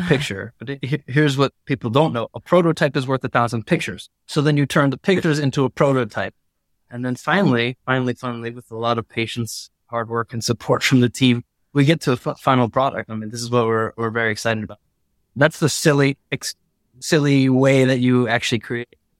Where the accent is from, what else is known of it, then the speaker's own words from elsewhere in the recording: United States; now in Milan, Italy; as an American